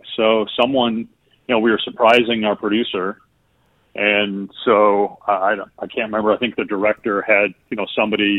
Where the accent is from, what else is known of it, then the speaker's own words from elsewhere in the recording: Madison, Wisconsin, United States; I grew up in Madison, Wisconsin.